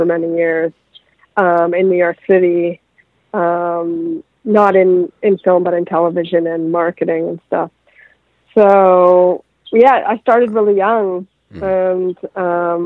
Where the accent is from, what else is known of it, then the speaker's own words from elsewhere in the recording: Vaughan, Ontario, Canada; now in Los Angeles, United States; I come from the suburbs of Toronto, Canada, Vaughan